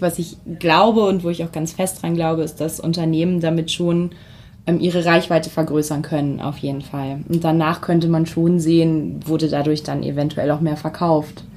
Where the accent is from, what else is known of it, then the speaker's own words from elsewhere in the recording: Hamelin, Lower Saxony, Germany; moved away as an adult; now in Lüneburg, Germany; in meine Heimat, ins äh, Weserbergland, nach, ins sehr beschauliche Hameln gegangen.